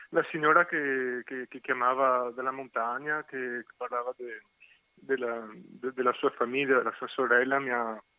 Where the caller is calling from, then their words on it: Venice, Veneto, Italy; Siamo da Venezia